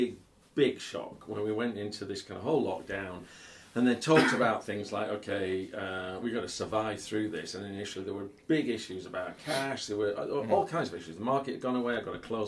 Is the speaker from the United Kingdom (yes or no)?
yes; United Kingdom; we're British